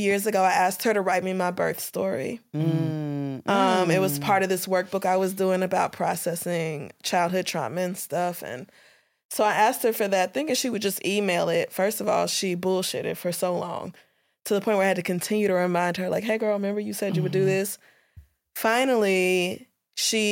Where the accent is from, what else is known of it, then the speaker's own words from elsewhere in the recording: Louisiana, United States; moved away; I was born in Louisiana and I grew up there first.